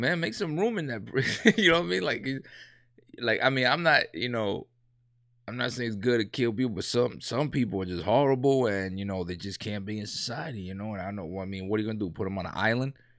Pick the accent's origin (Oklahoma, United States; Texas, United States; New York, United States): New York, United States; New York City; I grew up in a, in a, you know, gangs and all that, you know what I'm saying, when I was, um, younger in New York